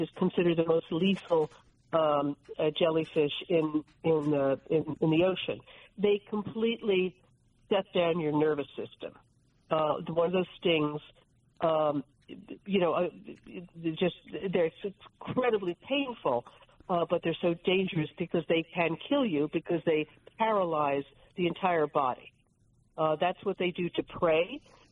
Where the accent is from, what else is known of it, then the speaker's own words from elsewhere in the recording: New Jersey, United States; I'm from New Jersey.